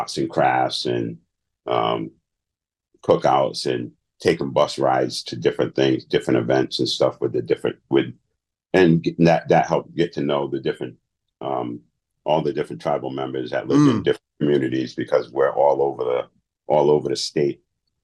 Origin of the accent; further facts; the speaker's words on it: Providence, Rhode Island, United States; also born or lived in Peace Dale, Rhode Island; I was born in Providence